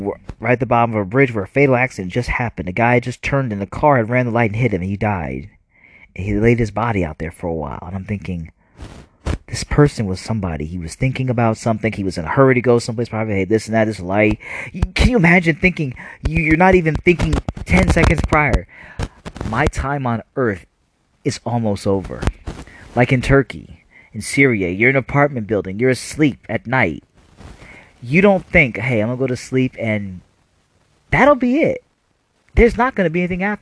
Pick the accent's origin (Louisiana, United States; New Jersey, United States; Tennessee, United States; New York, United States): New Jersey, United States; We were kind of growing up in New Jersey